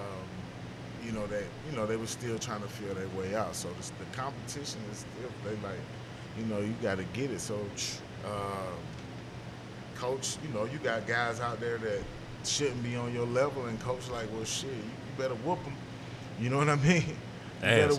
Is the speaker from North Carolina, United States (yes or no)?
no; Spartanburg, South Carolina, United States; I'm from Spartanburg